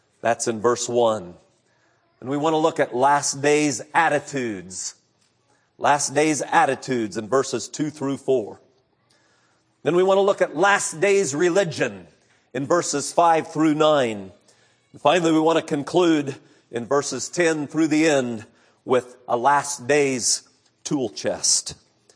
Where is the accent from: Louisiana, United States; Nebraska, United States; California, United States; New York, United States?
California, United States; Central; I grew up in Central California.